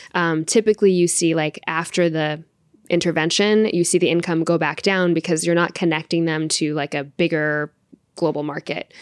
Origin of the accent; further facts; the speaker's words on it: India; I'm Indian